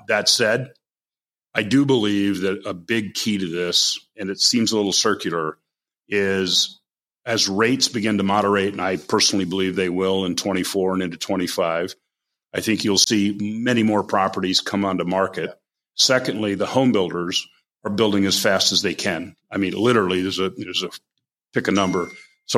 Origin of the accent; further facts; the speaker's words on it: United States; moved away; I grew up on the Canadian border. I don't live there anymore.